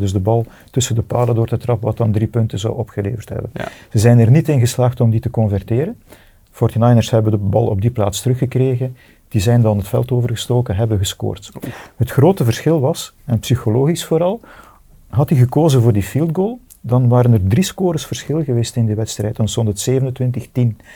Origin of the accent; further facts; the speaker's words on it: Bredene, Flanders, Belgium; ik ben van Breden